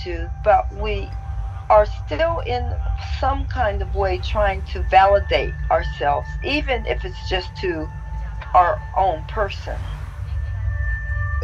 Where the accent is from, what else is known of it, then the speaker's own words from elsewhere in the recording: Columbus, Ohio, United States; moved away; also born or lived in New York; I'm a girl from Columbus, Ohio, that always had dreams, that read a lot, and came to New York and explored